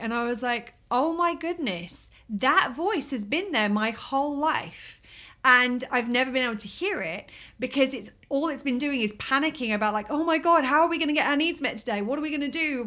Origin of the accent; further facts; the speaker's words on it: England, United Kingdom; moved away as an adult; now in Key West, United States; I'm from England